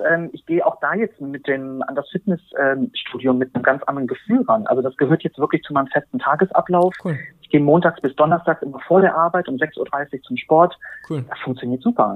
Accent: Berlin, Germany; ich bin ähm, 43 Jahre alt, bin aus Berlin

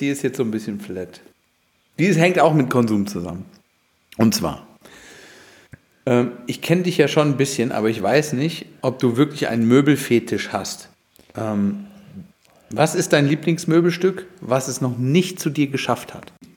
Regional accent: Germany; wir da als Deutsche

